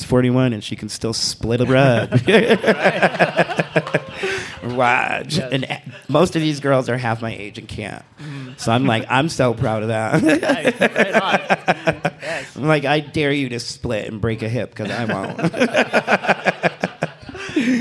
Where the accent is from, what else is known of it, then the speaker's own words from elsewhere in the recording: Michigan, United States; now in Reno, United States; I'm from Michigan